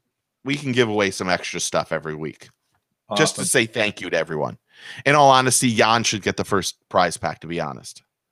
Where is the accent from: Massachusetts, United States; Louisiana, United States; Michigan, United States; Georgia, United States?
Michigan, United States; moved away; So I grew up in Michigan